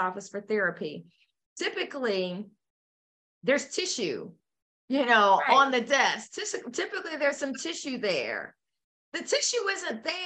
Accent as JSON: {"language": "English", "country": "United States", "said": "I'm an American"}